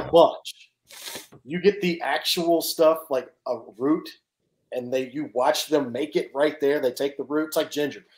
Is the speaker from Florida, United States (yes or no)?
no; Nashville, Tennessee, United States; I'm from Nashville